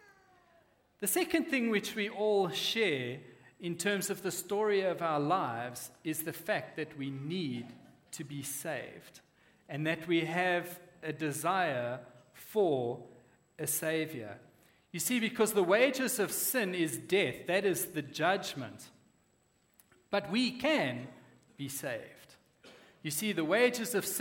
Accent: Western Cape, South Africa; moved away; I grew up in the Cape, we used to have this big hill in the suburb we lived

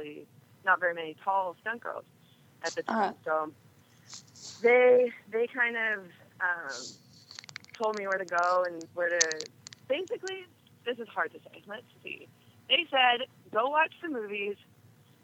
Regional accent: Edmonton, Alberta, Canada; moved away; also born or lived in Toronto; I grew up in Edmonton, Alberta, in Canada

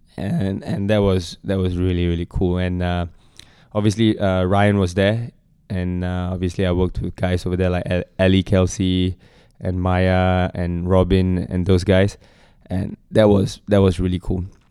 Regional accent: Singapore; as a Singaporean

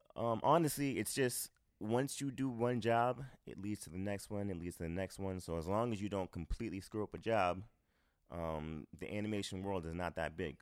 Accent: Boston, Massachusetts, United States; moved away as an adult; now in New York, United States; growing up in Boston

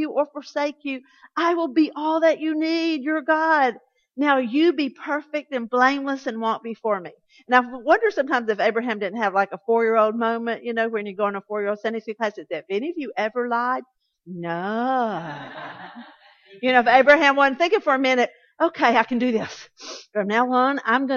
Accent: Atlanta, Georgia, United States; I grew up Southern Baptist in South Atlanta.

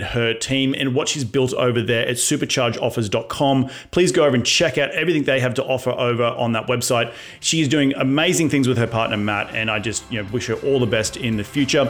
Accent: Australia; I am Australian

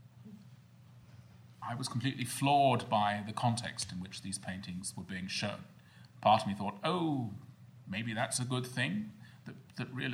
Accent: United Kingdom; as a Brit

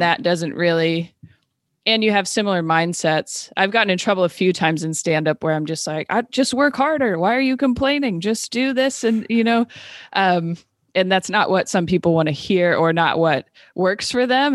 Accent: Renton, Washington, United States; also born or lived in Seattle, Washington / Los Angeles, California; I was born and raised in Renton, Washington

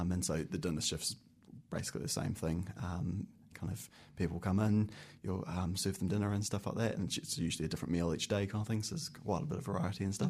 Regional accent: Christchurch, Canterbury, New Zealand; moved away as an adult; now in Wellington, New Zealand; I'm from Christchurch. I grew up in Christchurch and went to university and school down in Christchurch

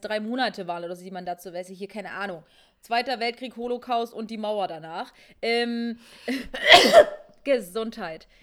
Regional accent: Rudolstadt, Thuringia, Germany; meiner Kleinstadt, wo ich herkomme, aus Rudolstadt.

